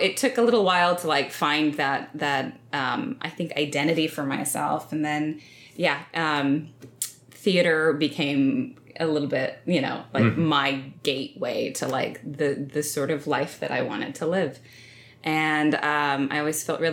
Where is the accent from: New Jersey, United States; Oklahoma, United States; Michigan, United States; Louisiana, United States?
Oklahoma, United States; Stillwater; I grew up in Stillwater, Oklahoma, small town, Oklahoma